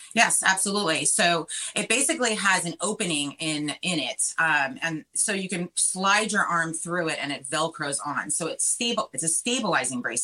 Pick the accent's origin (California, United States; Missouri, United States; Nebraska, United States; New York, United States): New York, United States; Long Island; now in Florida, United States; I grew up in Long Island. That's where I'm from.